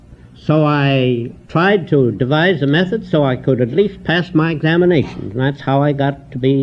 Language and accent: English; Milwaukee, Wisconsin, United States; I was born in Milwaukee.